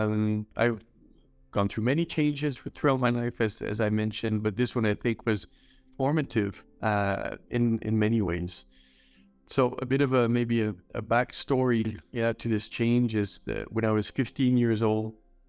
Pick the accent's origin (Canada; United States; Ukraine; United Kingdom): Canada; Montreal, Quebec; moved away as an adult; also born or lived in India; now in Düsseldorf, Germany; I'm originally from Montreal, Canada